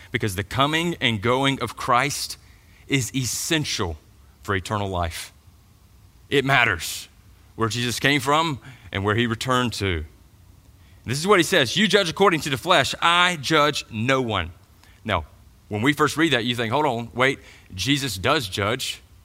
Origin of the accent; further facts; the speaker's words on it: Georgia, United States; But I grew up in Middle Georgia, so I went to the Macon Mall.